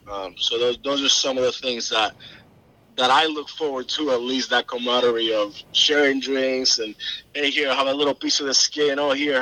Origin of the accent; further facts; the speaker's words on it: Puerto Rico; now in South Carolina, United States; I didn't start in South Carolina. I moved from Puerto Rico. I had the aspiration to go learn at the Culinary Institute of America.